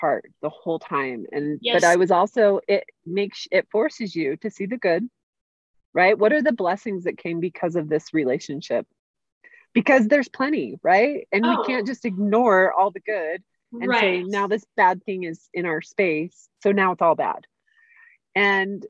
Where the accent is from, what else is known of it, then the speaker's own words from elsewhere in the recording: St. George, Utah, United States; moved away; I went to my hometown of St. George, Utah